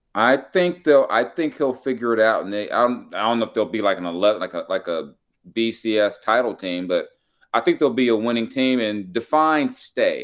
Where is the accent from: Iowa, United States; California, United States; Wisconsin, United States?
California, United States; Los Angeles; moved away; I was South Central, too. I used to live, I used to live not too far from Crenshaw and Slauson